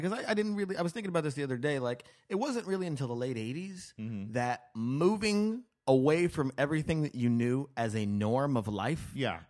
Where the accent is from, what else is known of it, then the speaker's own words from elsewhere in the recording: Las Vegas, Nevada, United States; also born or lived in New Mexico; I was born in New Mexico, and then I moved to Las Vegas.